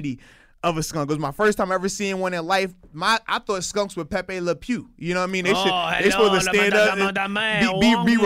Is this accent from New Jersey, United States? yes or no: no; Virginia Beach, Virginia, United States; I'm from Virginia Beach area